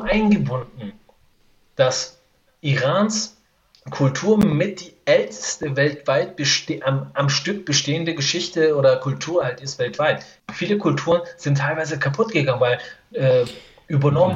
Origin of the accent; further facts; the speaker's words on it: Iran; moved away; wir Iraner